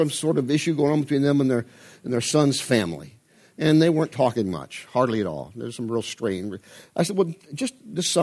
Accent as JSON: {"language": "English", "region": "Midwest", "country": "United States", "said": "I'm from the Midwest, I have the Midwest work ethic"}